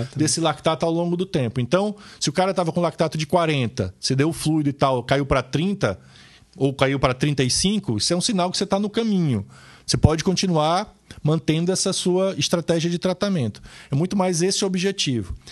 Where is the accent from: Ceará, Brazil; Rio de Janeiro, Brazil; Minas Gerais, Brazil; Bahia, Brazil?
Ceará, Brazil; moved away; no interior do Ceará, meu estado natal